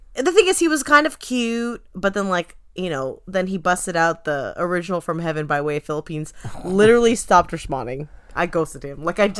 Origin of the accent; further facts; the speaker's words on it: Orange County, California, United States; oh, I'm from Orange County.